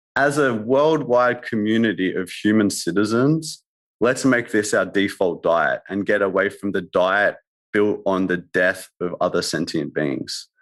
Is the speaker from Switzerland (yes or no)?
no; Australia; I'm saying that from Australia. I'm, we're not very cultural really in Australia